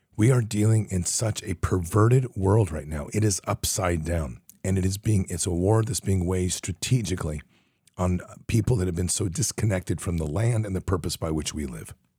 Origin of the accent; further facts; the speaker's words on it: United States; we're American